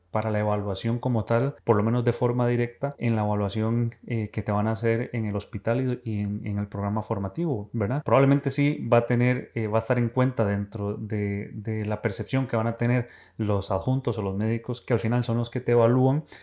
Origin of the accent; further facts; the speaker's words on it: Costa Rica; una diferencia abismal con lo que yo conocía de Costa Rica, porque realmente en mi país